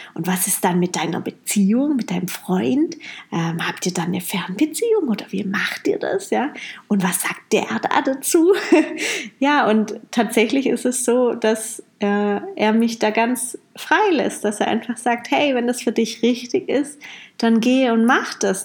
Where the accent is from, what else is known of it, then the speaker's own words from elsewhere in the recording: Heilbronn, Baden-Württemberg, Germany; moved away as an adult; also born or lived in Amsterdam; Heilbronn hier ist ja meine Heimat